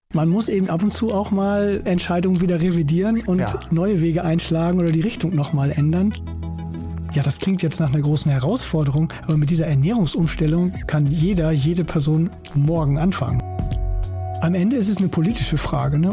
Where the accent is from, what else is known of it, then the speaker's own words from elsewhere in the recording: East Frisia, Lower Saxony, Germany; moved away as an adult; also born or lived in Kiel; wenn man in Ostfriesland aufwächst, da wo ich herkomme